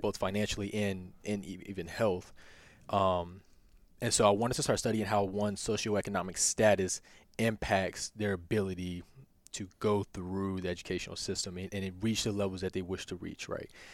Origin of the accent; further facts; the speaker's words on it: near Lynchburg, Virginia, United States; now in Winchester, United States; I'm from the country. Like, I grew up in Evanston. I just tell people I'm from Lib, I'm from Lynchburg